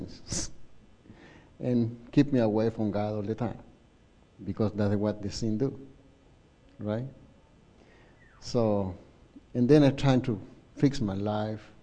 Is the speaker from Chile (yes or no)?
yes; Chile; English is a second language; moved away; I'm from Chile